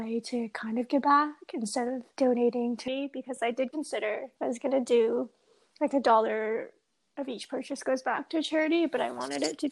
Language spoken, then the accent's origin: English; British Columbia, Canada; growing up in British Columbia, we're known for our nature. I mean, I've grown up here, born, raised here